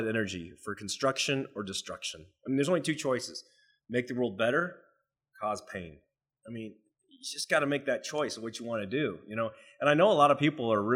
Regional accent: United States; I'm Chinese, right? So you know what? I'm American, but I'm Chinese descent

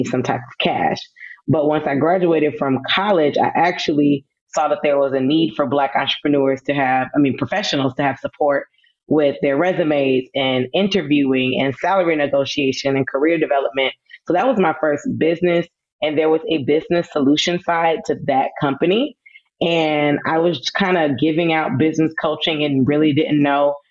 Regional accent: Atlanta, Georgia, United States; also born or lived in Los Angeles, California / Fayetteville, North Carolina; I'm initially from California, from Los Angeles, but I always tell people that I am from Atlanta because that's where I was mostly born and raised

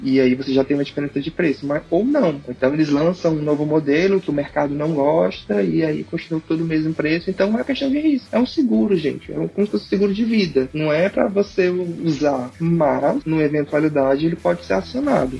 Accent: Fortaleza, Ceará, Brazil; sou de Fortaleza

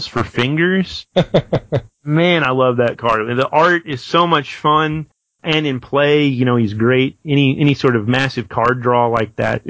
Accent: Nashville, Tennessee, United States; I'll be back in my hometown of Nashville

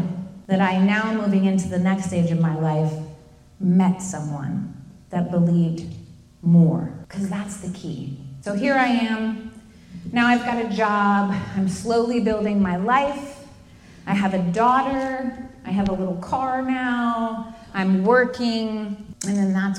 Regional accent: Fort Lauderdale, Florida, United States; moved away as an adult; I was a street kid from Fort Lauderdale

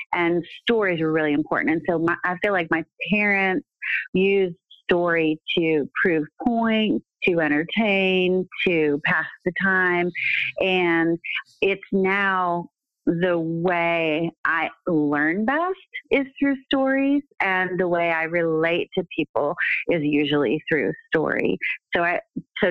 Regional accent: Pittsburgh, Pennsylvania, United States; also born or lived in Oklahoma; now in Rome, Georgia, United States; I was born and raised in Pennsylvania, in Pittsburgh. So I don't have Southern accent.

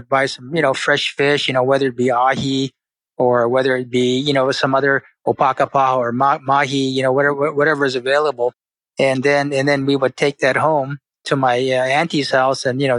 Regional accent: Japan; My father, as you mentioned, my father was born and raised in Hawaii, my mother from Okinawa. So, being born and raised in Japan gave me the opportunity to live a great life

